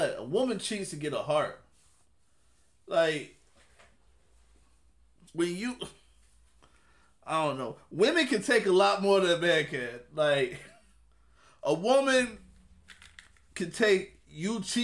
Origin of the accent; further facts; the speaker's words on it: Jacksonville, Florida, United States; I'm from Duval. I'm from Florida. I'm from Jacksonville.